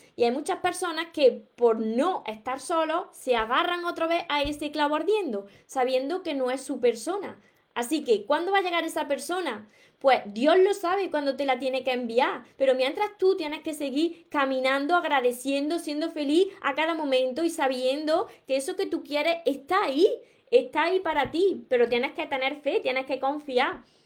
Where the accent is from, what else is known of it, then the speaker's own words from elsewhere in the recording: Córdoba, Andalusia, Spain; soy de Córdoba, por mi acento